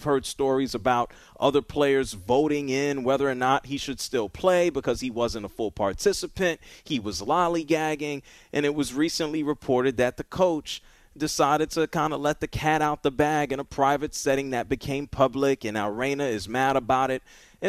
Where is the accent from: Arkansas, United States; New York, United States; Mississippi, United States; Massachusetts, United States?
New York, United States; New York City; He played football where I grew up in the Bronx, New York.